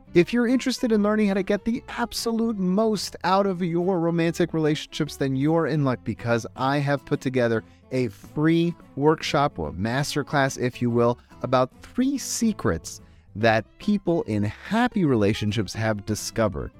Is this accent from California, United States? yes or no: yes; Los Angeles, California, United States; born and raised in Los Angeles